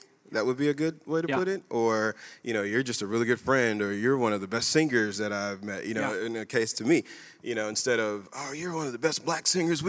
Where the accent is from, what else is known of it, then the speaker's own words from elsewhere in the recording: United States; You know what I think that I am? I'm just an American.